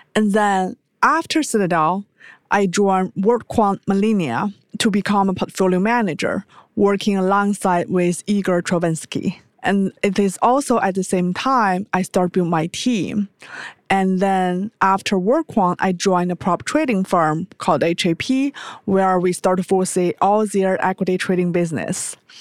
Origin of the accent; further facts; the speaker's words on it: China; moved away as an adult; also born or lived in United States; I was born in China